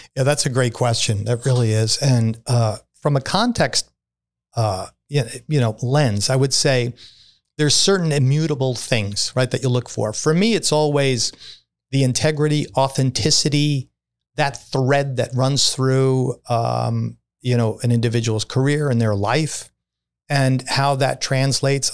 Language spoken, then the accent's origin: English; New York City, New York, United States; I'm a kid from Brooklyn